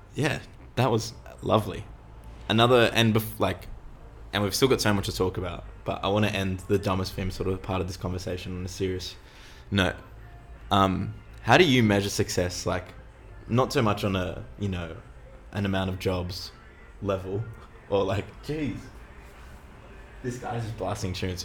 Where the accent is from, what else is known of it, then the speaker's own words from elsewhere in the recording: Sydney, New South Wales, Australia; also born or lived in Earlwood; I grew up in Roselands